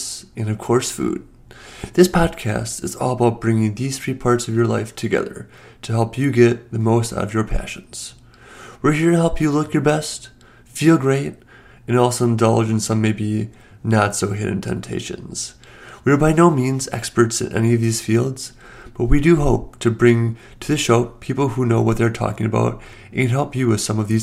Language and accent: English; United States; being an American